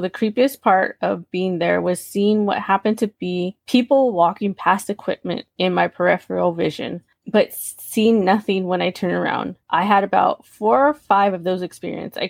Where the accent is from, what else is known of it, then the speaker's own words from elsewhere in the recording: Southern California, United States; I'm from Southern California